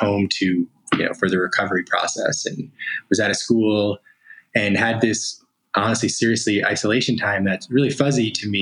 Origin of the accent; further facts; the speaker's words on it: Asbury Park, New Jersey, United States; now in California, United States; So I'm originally from New Jersey, though now I'm in California. And, you know, grew up in the Asbury Park area